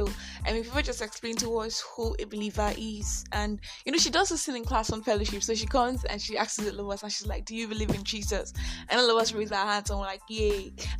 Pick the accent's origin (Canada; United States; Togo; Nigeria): Nigeria; I'm that Nigerian Christian Dogaholic